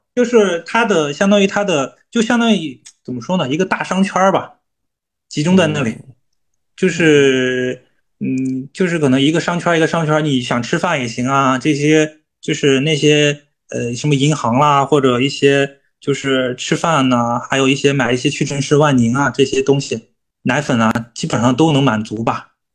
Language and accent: Chinese; Shenzhen, Guangdong, China; 我们深圳人呢可能就比较能吃苦